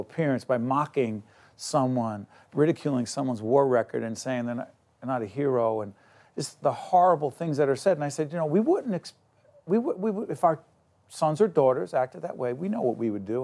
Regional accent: Newark, New Jersey, United States; I'm from Newark

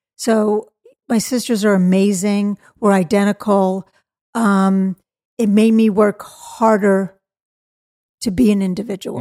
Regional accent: Malibu, California, United States; I grew up in Malibu, California

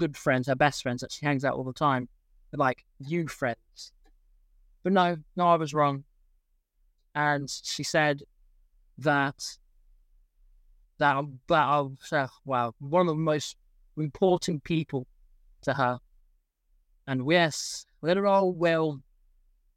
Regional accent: England, United Kingdom; I am English. Well, 50% English. And I live in England.

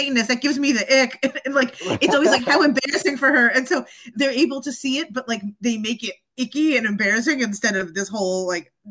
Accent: East Coast, United States; also born or lived in San Diego; now in California, United States; I am originally from the East Coast and then made my way out to the West Coast

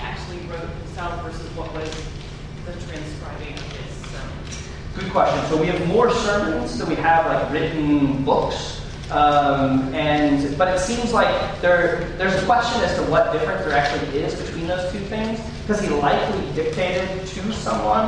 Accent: St. Louis, Missouri, United States; I don't naturally say y'all. I'm from St. Louis

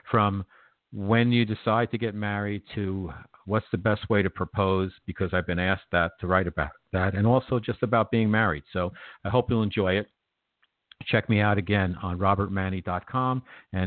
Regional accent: New York, United States; I'm a New Yorker

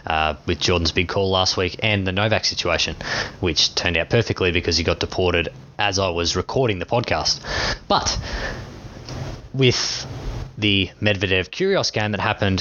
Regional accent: Australia; being Australian

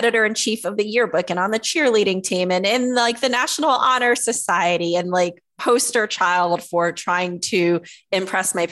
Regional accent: Fayetteville, North Carolina, United States; I am from Fayetteville, North Carolina, which is a military community right outside of Fort Bragg

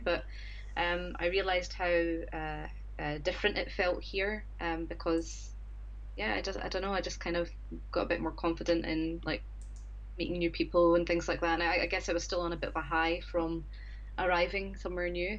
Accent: Scotland, United Kingdom; moved away as an adult; now in Japan; I'm originally from Scotland, and I've been in Japan for just a little over four years now.

